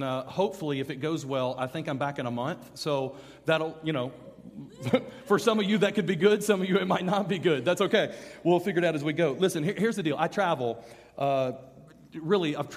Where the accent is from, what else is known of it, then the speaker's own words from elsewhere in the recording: Birmingham, Alabama, United States; I'm from Birmingham, Alabama.